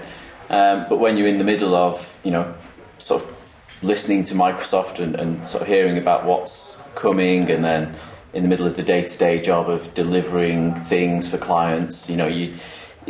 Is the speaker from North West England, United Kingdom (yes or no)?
yes; Manchester, North West England, United Kingdom; accent: Mancunian; I still have this this weird Mancunian accent.